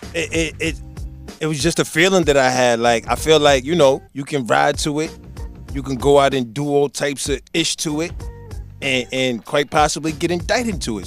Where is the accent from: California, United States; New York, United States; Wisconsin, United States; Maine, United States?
New York, United States; New York City; also born or lived in Providence, Rhode Island; now in Pawtucket, United States; I'm from New York, that's that's that's home